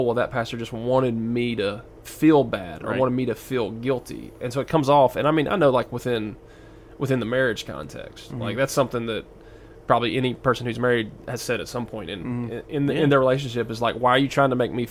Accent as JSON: {"language": "English", "region": "the South", "country": "United States", "accent": "southern", "said": "I don't know if I can say wallow correctly because I'm from the South, so it's like waller in your guilt."}